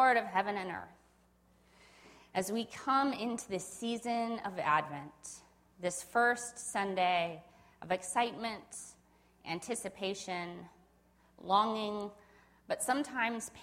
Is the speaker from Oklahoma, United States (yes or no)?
no; Spokane, Washington, United States; moved away; I was born and raised here in Spokane